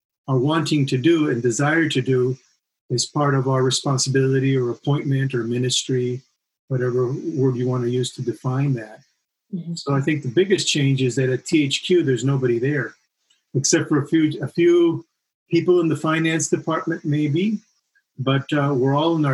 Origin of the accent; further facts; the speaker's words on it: Chile; moved away; being born and raised in Chile.